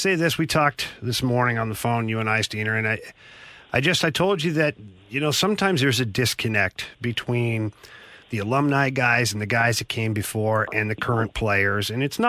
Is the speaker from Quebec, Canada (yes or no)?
no; Ottawa, Ontario, Canada; I grew up in Ottawa. We didn't have a team back then.